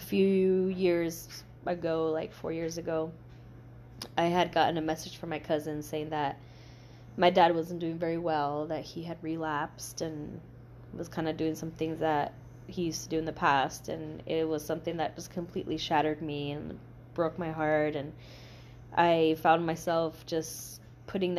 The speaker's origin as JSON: {"language": "English", "town": "El Paso", "region": "Texas", "country": "United States", "tie": "born or raised there", "also_born_or_lived": "New Mexico / Mexico", "moved": "as an adult", "lives_now": "Austin, United States", "said": "I grew up in El Paso"}